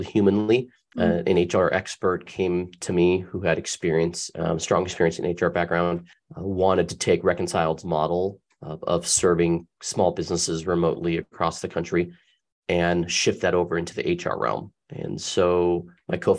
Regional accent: Tempe, Arizona, United States; I was born and raised in Tempe, Arizona

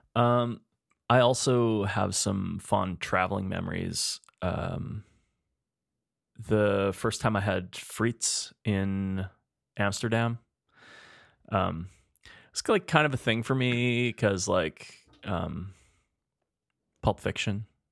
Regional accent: Spruce Grove, Alberta, Canada; also born or lived in Edmonton, Alberta; when I was growing up in Spruce Grove

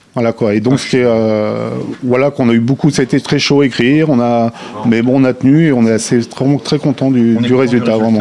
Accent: Lyon, Auvergne-Rhône-Alpes, France; moi, je suis de Lyon

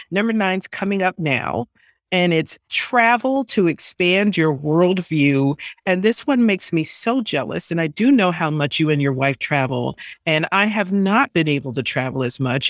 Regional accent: New York, United States; I grew up in New York, and it, it is a melting pot

